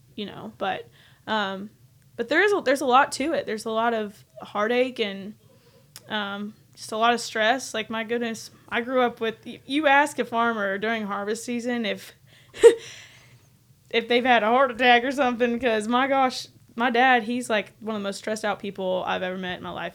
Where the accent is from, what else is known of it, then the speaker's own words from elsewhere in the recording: Medford, Oklahoma, United States; moved away as an adult; now in Nashville, United States; I grew up, like, ten minutes away from Twister